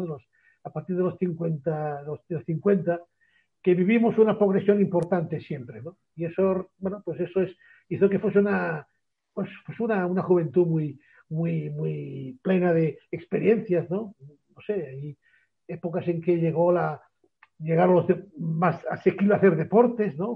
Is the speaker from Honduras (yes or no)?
no; Barcelona, Catalonia, Spain; yo nací en Barcelona